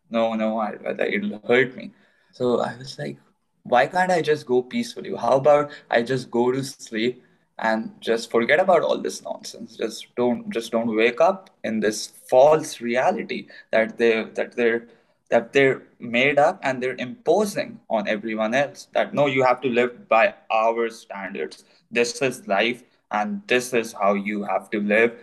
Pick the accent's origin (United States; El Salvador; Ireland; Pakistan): Pakistan; I was born in Pakistan